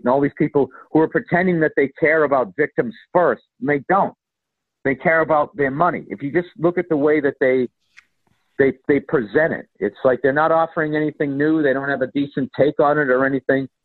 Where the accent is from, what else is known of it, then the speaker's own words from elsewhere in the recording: Boston, Massachusetts, United States; accent: Boston; my Boston accent